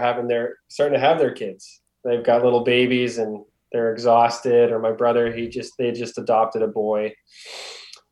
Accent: Halifax, Nova Scotia, Canada; also born or lived in Ontario; I've been born and raised in Halifax, Nova Scotia, tiny little province on the east coast of Canada

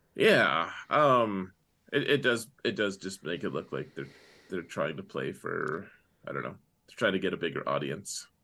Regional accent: Wyoming, United States; moved away as an adult; I grew up in Wyoming.

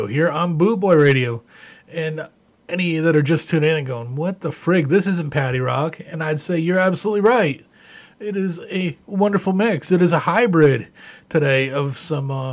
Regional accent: Ontario, Canada; moved away; Growing up in Canada, I was a long-haired heavy metal kid

